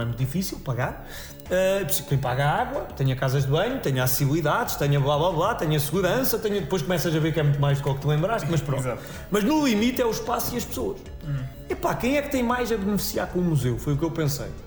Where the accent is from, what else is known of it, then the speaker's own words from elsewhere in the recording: Cantanhede, Centro, Portugal; also born or lived in Coimbra; É Cantanhede, onde eu cresci e onde vivo novamente